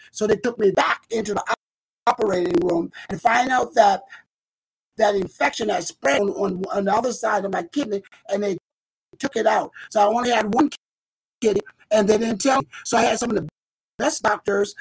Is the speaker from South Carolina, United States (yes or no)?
yes; South Carolina, United States; moved away as an adult; I relocated mm-hmm. back to beautiful, beautiful South Carolina where I was born